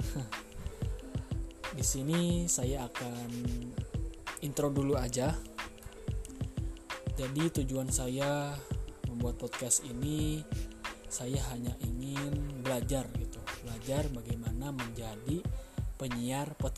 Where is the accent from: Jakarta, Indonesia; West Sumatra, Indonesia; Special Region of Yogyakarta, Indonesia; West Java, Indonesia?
West Java, Indonesia; Bandung; born there; saya lahir di Bandung 11 Agustus tahun 1998.